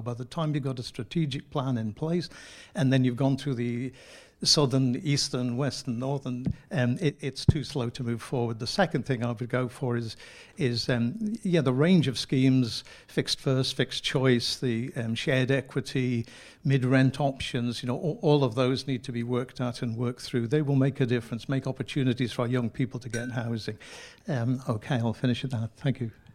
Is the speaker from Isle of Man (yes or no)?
yes; Isle of Man; moved away as an adult; also born or lived in Merseyside; born and brought up in the Isle of Man